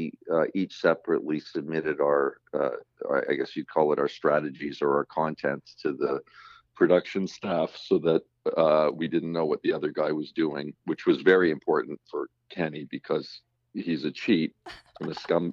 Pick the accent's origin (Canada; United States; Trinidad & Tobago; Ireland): Canada; Being Canadian, well, you know, there's many explanations for why Canadians in the realm of comedy have done so well.